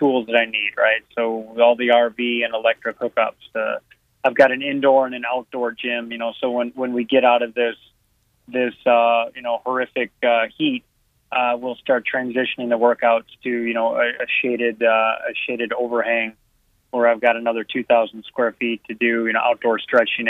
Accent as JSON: {"language": "English", "region": "Northern Illinois", "country": "United States", "moved": "yes", "said": "I'm from Northern Illinois"}